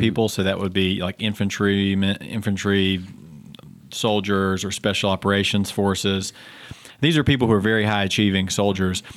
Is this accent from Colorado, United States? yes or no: no; Fayetteville, North Carolina, United States; also born or lived in Baltimore / Boston / Durham, North Carolina; now in Charlotte, United States; I grew up in southeastern North Carolina, uh, if you can't tell by my accent